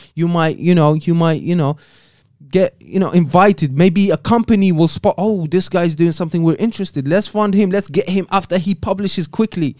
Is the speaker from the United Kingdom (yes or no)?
no; Algeria; moved away; the country of Algeria, my home country